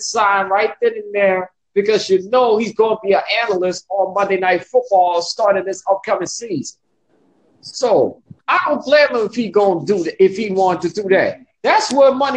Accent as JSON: {"language": "English", "town": "New Orleans", "region": "Louisiana", "country": "United States", "said": "I'm actually from the Big Easy out of New Orleans"}